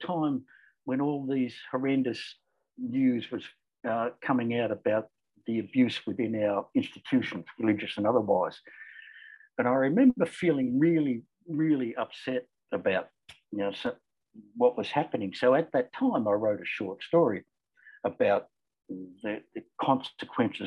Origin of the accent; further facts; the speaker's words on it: Australia; accent: Australian; also born or lived in Cairns, Queensland; You can probably tell from the accent that I'm Australian.